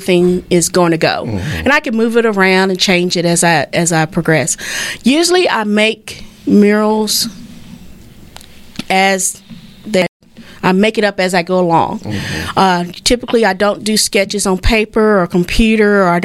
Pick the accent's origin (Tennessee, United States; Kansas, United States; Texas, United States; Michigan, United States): Texas, United States; Fort Worth; I grew up in Fort Worth